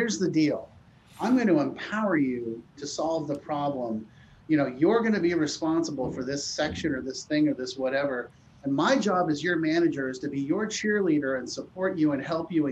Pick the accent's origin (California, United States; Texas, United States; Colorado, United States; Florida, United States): California, United States; Palo Alto; I grew up in Palo Alto. I went to high school, public high school, Palo Alto High School, across the street from Stanford University